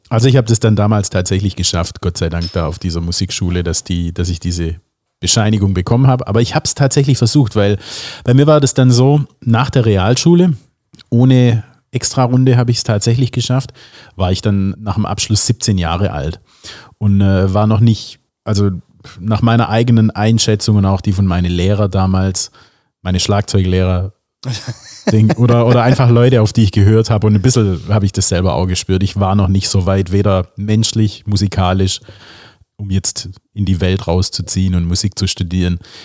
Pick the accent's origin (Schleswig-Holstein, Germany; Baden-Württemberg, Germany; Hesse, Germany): Baden-Württemberg, Germany; a village near Calw; in Kalf, also das war die nächstgröß das nächstgrößere Städtchen aus dem äh, Dorf, wo ich herkomme